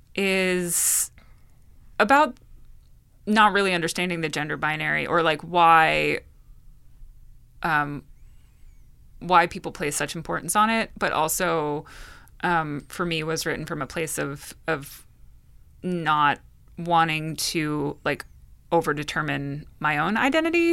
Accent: Bridgewater, New Jersey, United States; I grew up in Bridgewater. I grew up in Martinsville, which is part of Bridgewater Township

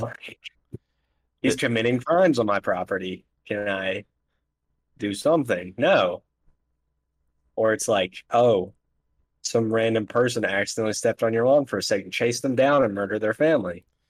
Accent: United States; I'm American

